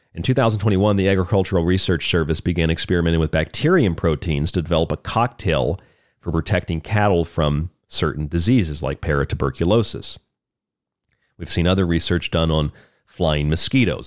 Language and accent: English; Florida, United States; now in Tucson, United States; where I grew up in Florida